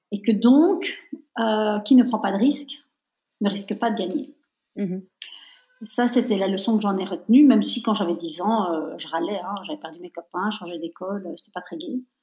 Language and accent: French; Belgium; Moi, je suis née en Belgique, mais je suis de nationalité italienne